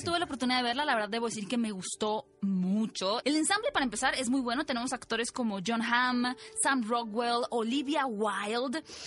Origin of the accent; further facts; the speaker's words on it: Mexico; como cultura mexicana